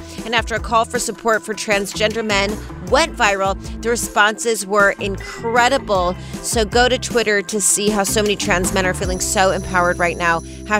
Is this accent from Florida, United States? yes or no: no; Las Vegas, Nevada, United States; I'm from Vegas?